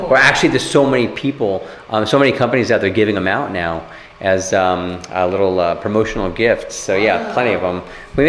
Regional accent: Los Angeles, California, United States; also born or lived in Japan; So I grew up in LA.

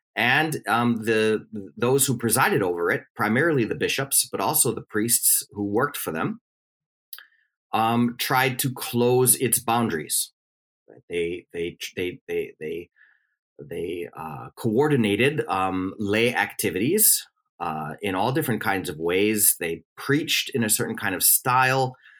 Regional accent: Milwaukee, Wisconsin, United States; moved away; I was born and raised in Milwaukee, Wisconsin

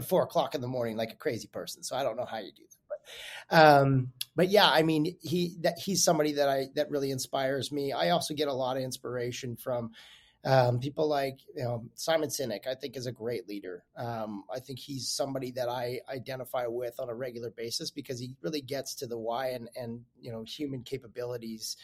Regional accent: Calgary, Alberta, Canada; I'm from Calgary, Alberta originally

